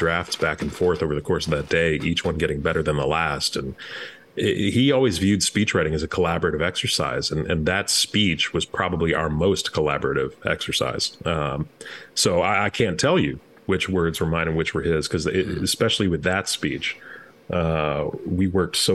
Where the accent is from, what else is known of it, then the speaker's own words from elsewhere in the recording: Chicago, Illinois, United States; I'm a Chicagoan